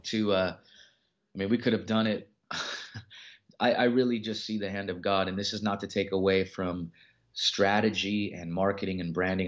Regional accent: Los Angeles, California, United States; I'm from the Los Angeles area

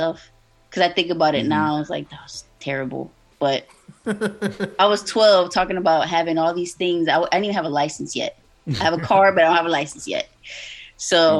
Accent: Miami, Florida, United States; born and raised in Miami, Florida, so 305 baby

